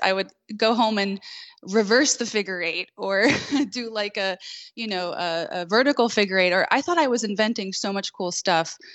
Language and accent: English; New York City, New York, United States; now in North Carolina, United States; I grew up in Queens, New York